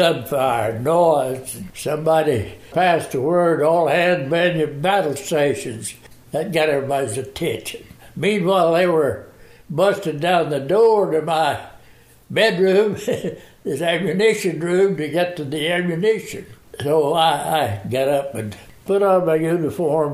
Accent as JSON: {"language": "English", "region": "the South", "country": "United States", "said": "I was from the South."}